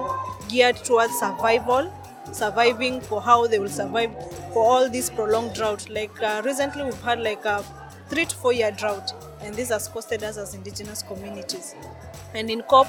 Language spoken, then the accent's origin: English; northern Kenya, Kenya; I come from Kenya, from the indigenous communities of the Lekipe Maasai in northern Kenya